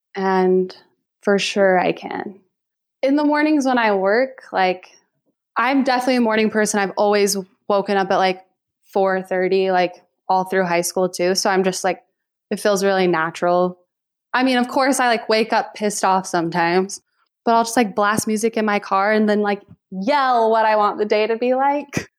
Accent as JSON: {"language": "English", "town": "Lindon", "region": "Utah", "country": "United States", "tie": "born or raised there", "said": "I was born and raised in Linden, Utah."}